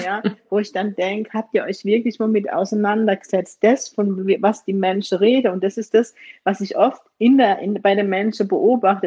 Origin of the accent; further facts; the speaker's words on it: Germany; Aber ich bin in Deutschland geboren